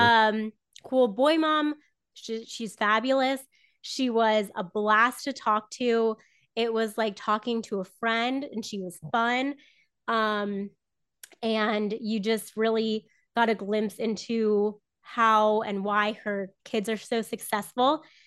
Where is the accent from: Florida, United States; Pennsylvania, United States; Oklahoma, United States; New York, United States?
Florida, United States; Southern; moved away as an adult; also born or lived in North Carolina; grew up in Florida